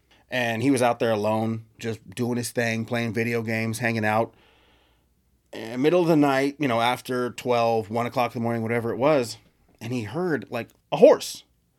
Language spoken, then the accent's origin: English; Texas, United States; Like, I grew up in Texas and I showed you, like, just like you, where you grew up, there was a forest right across the street from my house.